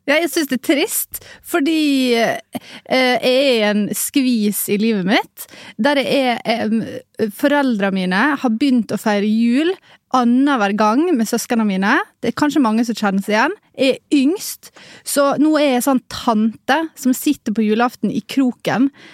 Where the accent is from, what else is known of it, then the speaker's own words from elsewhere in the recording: Ålesund, Møre og Romsdal, Norway; Jeg er fra Ålesund